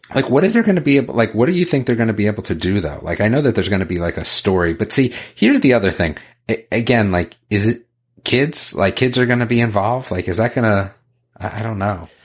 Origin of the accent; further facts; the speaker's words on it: Northern New Jersey, United States; now in North Carolina, United States; I was from Northern Jersey, outside of the city